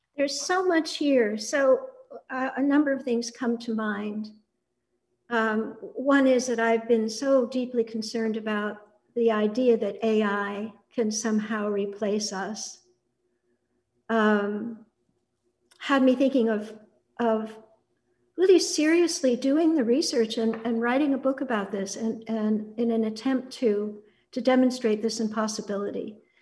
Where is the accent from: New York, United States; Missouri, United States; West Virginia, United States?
New York, United States; Annandale-on-Hudson; I grew up on Bard College campus, this very small, wonderful, intimate place then, it's still wonderful, but we were an intimate community. It was very tribal, um, very close to the woods along the Hudson River